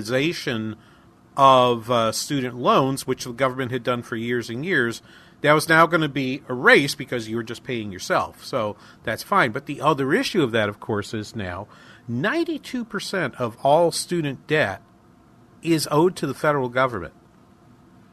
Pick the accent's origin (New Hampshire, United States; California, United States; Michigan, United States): New Hampshire, United States; Manchester; accent: New England; now in Minnesota, United States; my hometown in Manchester